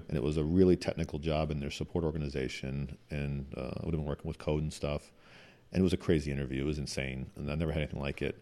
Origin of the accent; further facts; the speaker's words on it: Midwest, United States; moved away; also born or lived in Washington; growing up in the Midwest